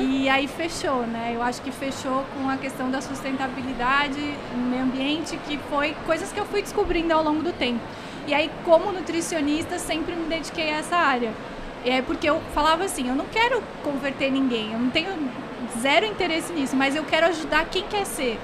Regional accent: Rio Grande do Sul, Brazil; eu sou gaúcha

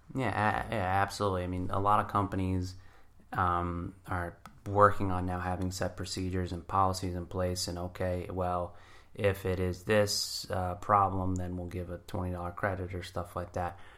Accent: New Jersey, United States; I grew up in Jersey

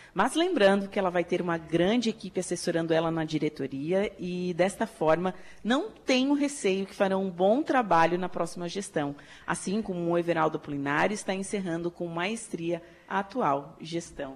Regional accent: Torres, Rio Grande do Sul, Brazil; now in Araranguá, Brazil; eu sou de Torres, do Rio Grande do Sul

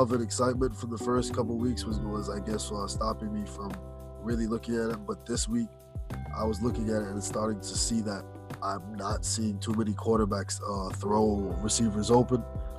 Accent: New York, United States; you go down to Florida as a New Yorker, like I have family in Florida

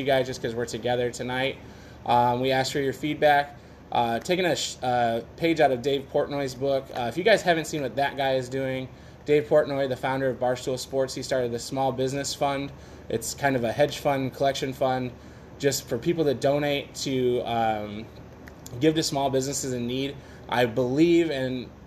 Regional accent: Michigan, United States; born or raised there; moved away

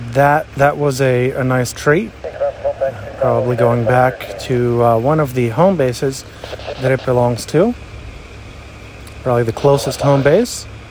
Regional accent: New Florence, Pennsylvania, United States; here in my hometown of New Florence, Pennsylvania

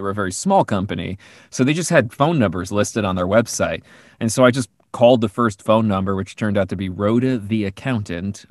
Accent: New Jersey, United States; we grew up in New Jersey

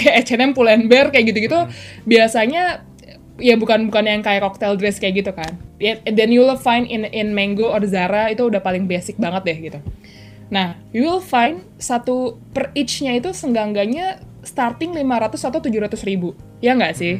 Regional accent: Jakarta, Indonesia; kita besar di Jakarta

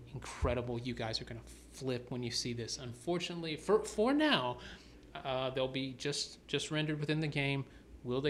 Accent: the South, United States; now in Atlanta, United States; I was born and raised in the South, so I'm a storyteller myself.

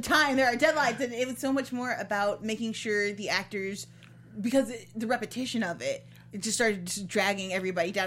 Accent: Ottawa, Illinois, United States; also born or lived in Chicago area, Illinois; I was born just outside of Chicago, but when mm-hmm. I was five, we moved to Ottawa, Illinois

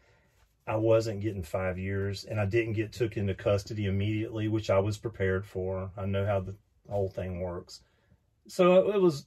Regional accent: Florida, United States; I'm from Florida originally

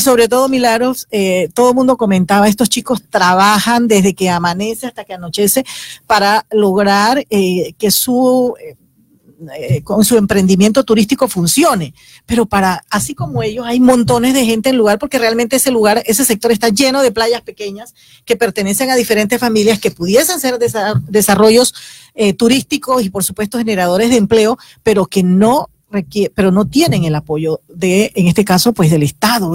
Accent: Horconcitos, Chiriquí, Panama; moved away; yo nací en Horconcitos, teníamos que salir del pueblo porque no había opciones

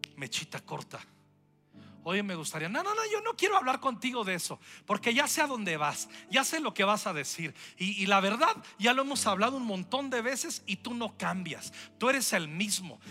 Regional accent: Mexico; Somos mexicanos, somos mexicanas, amamos nuestra nación

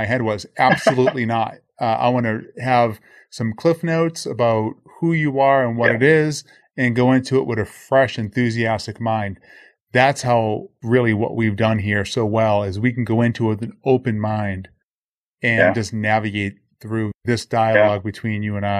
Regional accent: Boston, Massachusetts, United States; now in Boca Raton, United States; Born and raised in Boston

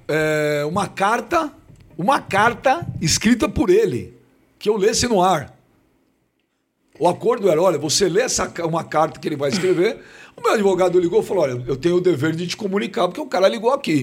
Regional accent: São Paulo, Brazil; Eu nasci na cidade de São Paulo. Eu sou paulistano da Gema

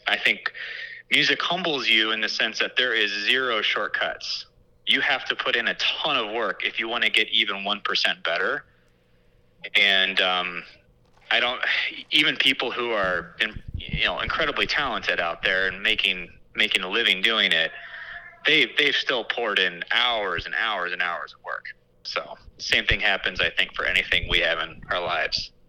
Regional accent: Batavia, Illinois, United States; also born or lived in St. Charles, Illinois; I grew up in St. Charles and Batavia in the western suburbs

